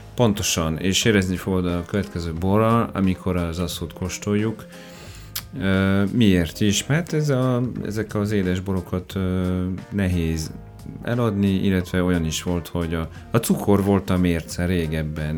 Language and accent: Hungarian; Orléans, Centre-Val de Loire, France; Hungarian is a second language; moved away as an adult; also born or lived in Perpignan; now in Hungary; Orleanba születtem. Orleanba. Igen, de katalán származású vagyok.